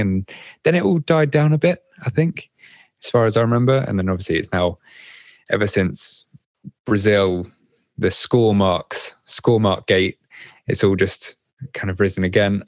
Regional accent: Windsor, South East England, United Kingdom; moved away as an adult; now in Paris, France; I'm originally from Windsor, like the Queen

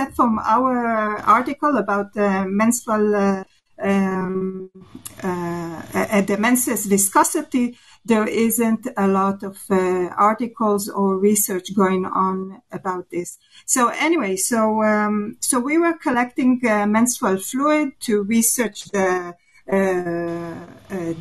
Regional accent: Israel; I'm from Israel

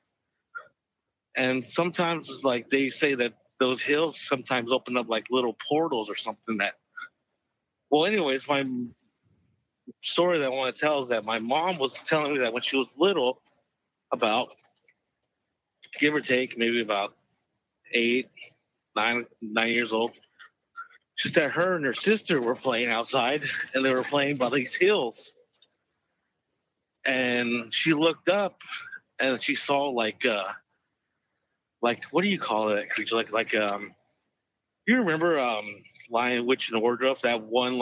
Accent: Navajo Nation, United States; I'm Native American. I'm Navajo

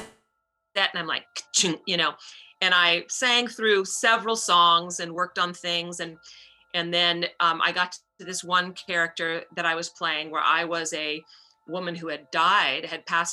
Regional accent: New York City, New York, United States; I'm from New York City

